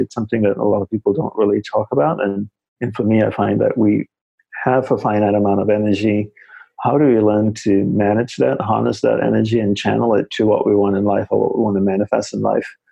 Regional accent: Australia; moved away as an adult; also born or lived in Malaysia / Hawaii; now in New York City, United States; I grew up in Australia

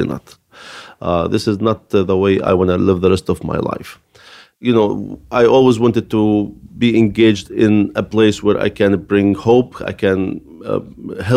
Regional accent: Bethlehem, West Bank, Palestine; born or raised there; moved away as an adult; now in Brooklyn, United States

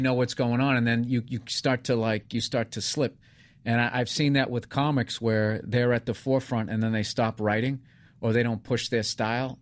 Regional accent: suburbs of Boston, Massachusetts, United States; moved away; I'm from the safe suburbs of Boston

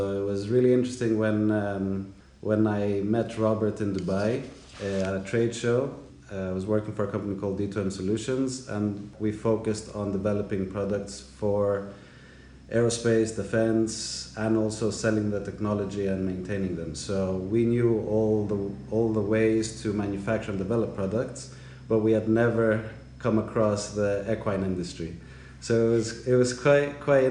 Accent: Greece; moved away; I grew up in Greece my whole life.

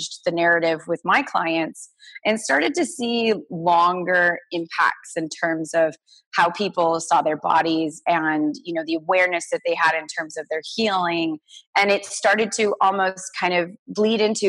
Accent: Orange County, California, United States; I grew up in Orange County, California

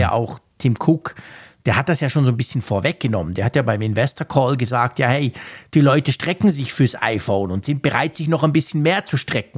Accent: Switzerland; als Schweizer

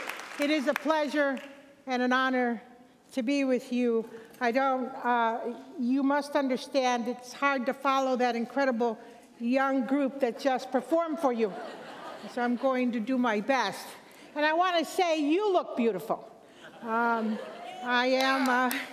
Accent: Chicago, Illinois, United States; I grew up in Chicago, Illinois

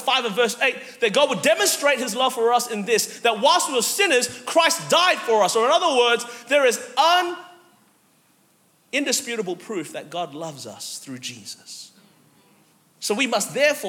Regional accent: Melbourne, Victoria, Australia; moved away as an adult; now in United States; I'm actually from Melbourne, Australia originally

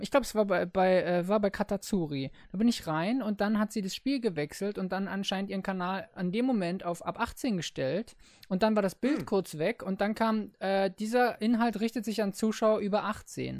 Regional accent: Berlin, Germany; ich bin ein Berliner Jung

